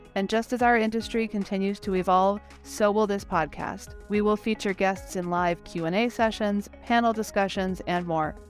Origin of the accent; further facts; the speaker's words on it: Wisconsin, United States; I'm from Wisconsin, America's Dairy Land